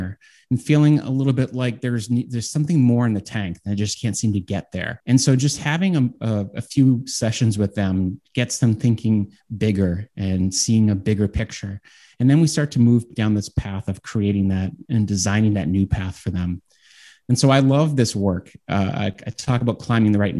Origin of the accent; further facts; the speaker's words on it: Boston, Massachusetts, United States; I'm from Boston